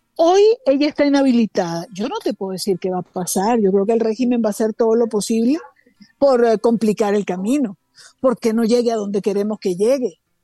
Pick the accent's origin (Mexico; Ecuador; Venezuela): Venezuela; como una venezolana cualquiera